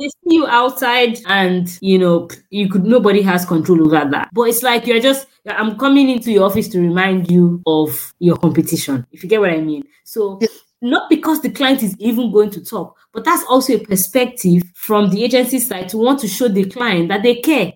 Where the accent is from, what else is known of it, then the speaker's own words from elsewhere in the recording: Nigeria; as a Nigerian